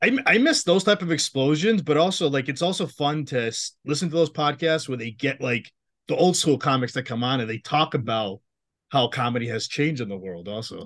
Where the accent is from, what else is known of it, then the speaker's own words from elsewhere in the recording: Massachusetts, United States; I'm from Massachusetts